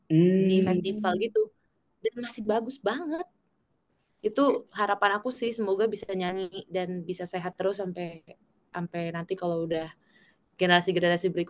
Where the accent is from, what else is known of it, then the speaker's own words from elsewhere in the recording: South Korea; Indonesian is a second language; Jadi kita orang Korea kan terkenal kalau yang kayak gitu serius-serius dan